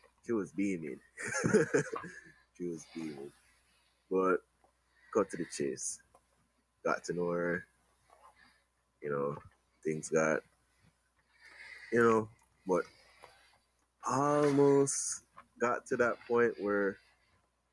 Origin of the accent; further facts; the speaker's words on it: Jamaica; I'm from Jamaica, so I work and then I come back.